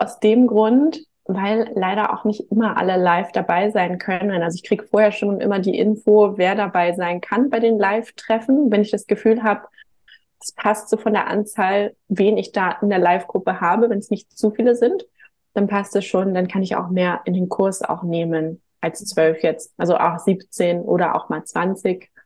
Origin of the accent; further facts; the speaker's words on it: Hamburg, Germany; komme auch gebürtig aus Hamburg